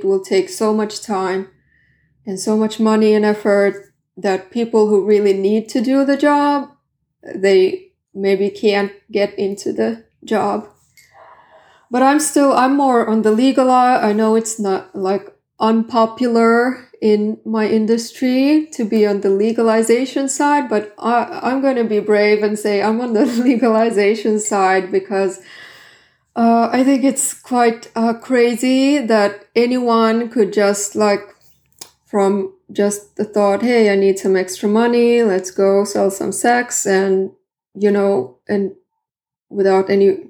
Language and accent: English; Southern Finland, Finland; first language Swedish; English is a second language; I'm from the south. Like, I'm... South Finland. I'm Swedish-speaking Finn.